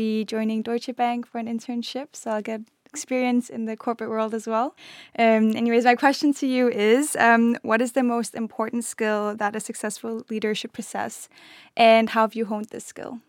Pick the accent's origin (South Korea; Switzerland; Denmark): Denmark; now in London, United Kingdom; I'm from Denmark.